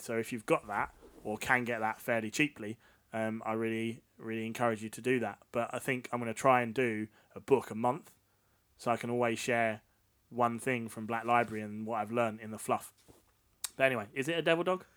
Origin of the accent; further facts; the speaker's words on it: Essex, East of England, United Kingdom; We're both from Essex